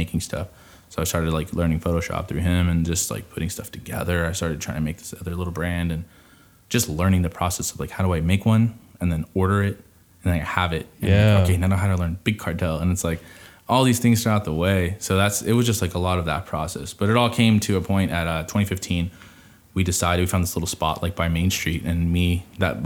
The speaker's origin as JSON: {"language": "English", "town": "Merced", "region": "California", "country": "United States", "said": "we're from Merced"}